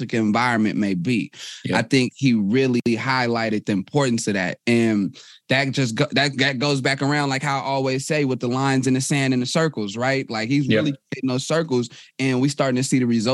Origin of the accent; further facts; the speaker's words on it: Oakland, California, United States; I'm from Oakland, California.